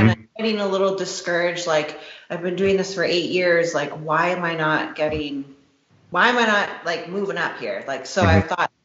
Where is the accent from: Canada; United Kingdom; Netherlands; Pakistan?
Canada; Toronto, Ontario; the Toronto Pro Show as well, because that's like my hometown